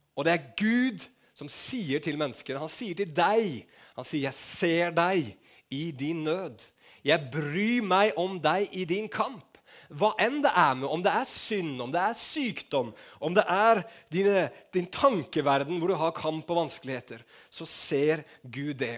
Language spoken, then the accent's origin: Norwegian; Norway; Vi er nordmenn